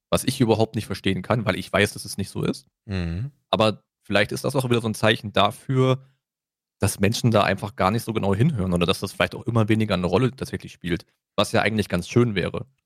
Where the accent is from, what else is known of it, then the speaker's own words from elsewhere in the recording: Germany; Ich bin ja auch fast in Sachsen, also ich bin ja grenznah zu Sachsen aufgewachsen.